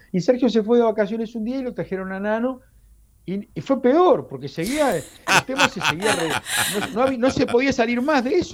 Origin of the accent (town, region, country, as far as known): Uruguay; moved away